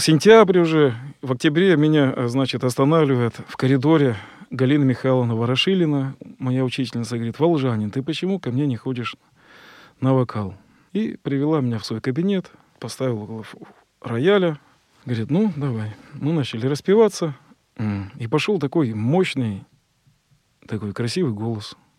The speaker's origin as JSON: {"language": "Russian", "town": "Kostroma", "region": "Kostroma Oblast", "country": "Russia", "said": "я из Костромы, там у нас вокруг леса."}